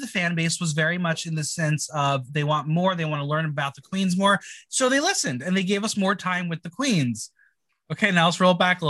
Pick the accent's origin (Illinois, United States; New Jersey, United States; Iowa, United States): New Jersey, United States; Mahwah; I'm originally from New Jersey.